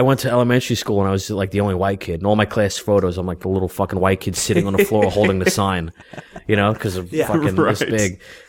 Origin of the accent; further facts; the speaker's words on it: New York City, New York, United States; I grew up in South Ozone Park.